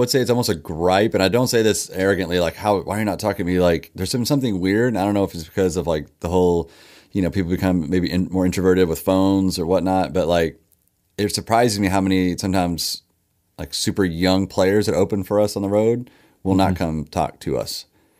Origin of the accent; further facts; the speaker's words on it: Owensboro, Kentucky, United States; They would, Owensboro had an executive in as well, my hometown.